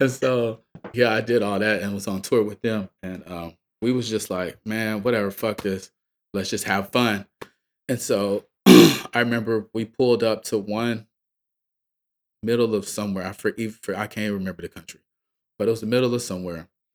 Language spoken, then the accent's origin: English; Atlanta, Georgia, United States; I'm from Atlanta, right? I'm from the South. I'm from Georgia